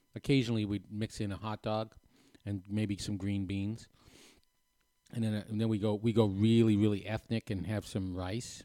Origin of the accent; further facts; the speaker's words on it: New Hampshire, United States; moved away; I grew up in New Hampshire